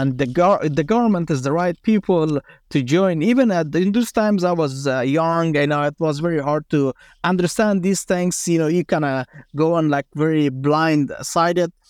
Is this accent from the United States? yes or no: no; Afghanistan; I grew up in Afghanistan.